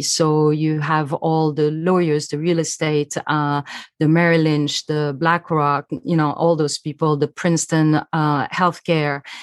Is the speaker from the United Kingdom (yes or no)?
no; Switzerland; I'm from Switzerland